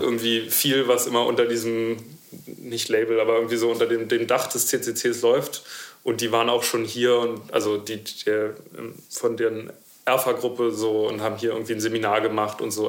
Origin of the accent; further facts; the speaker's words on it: Berlin, Germany; ich bin Berliner.